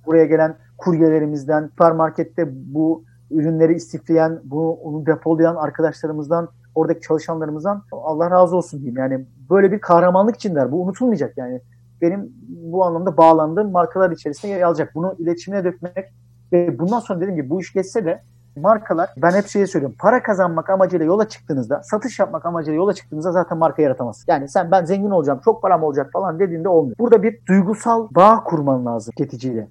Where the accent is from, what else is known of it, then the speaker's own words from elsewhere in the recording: Tirebolu, Giresun, Turkey; moved away as an adult; now in Istanbul, Turkey; ben Karadenizliyim